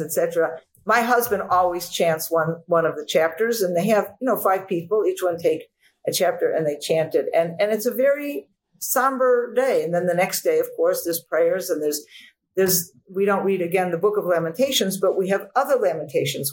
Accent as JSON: {"language": "English", "country": "United States", "tie": "born or raised there", "said": "growing up in the United States of America"}